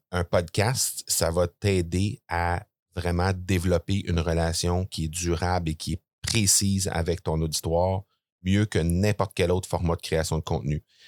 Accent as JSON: {"language": "French", "town": "Granby", "region": "Quebec", "country": "Canada", "tie": "born or raised there", "said": "je suis de Grenby, euh, une petite ville là, située entre euh, Montréal et, Sherbrooke, pour les gens qui sont pas familiers avec ça. Euh, je suis né là, j'ai grandi là"}